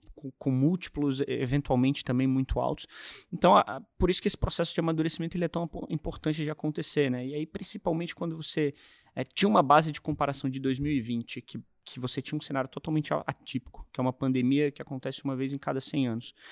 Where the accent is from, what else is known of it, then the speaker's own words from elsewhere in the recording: Brasília, Federal District, Brazil; eu sou de Brasília